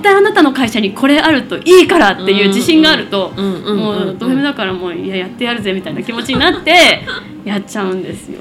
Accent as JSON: {"language": "Japanese", "town": "Kushiro", "region": "Hokkaido", "country": "Japan", "tie": "born or raised there", "also_born_or_lived": "Tokyo", "moved": "as an adult", "lives_now": "Machida, Japan", "said": "18まで高校卒業まで釧路市にいて進学をきっかけに東京に上京しました"}